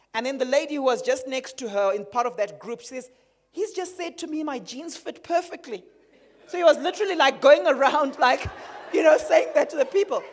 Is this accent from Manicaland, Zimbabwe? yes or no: no; Harare, Zimbabwe; moved away; growing up in Zim in Harare